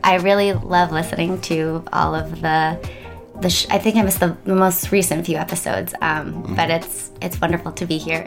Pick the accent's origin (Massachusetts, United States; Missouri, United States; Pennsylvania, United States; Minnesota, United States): Pennsylvania, United States; Washington Crossing; moved away as an adult; also born or lived in Philadelphia / Mumbai / Paris; now in New York, United States; I grew up in a l- little town called Washington Crossing